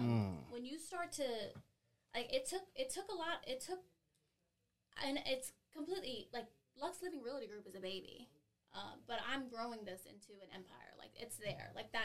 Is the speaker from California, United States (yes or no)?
yes; Long Beach, California, United States; also born or lived in San Bernardino, United States / Massachusetts, United States / Philadelphia, United States; I was born in San Bernardino, California. Grew up in Long Beach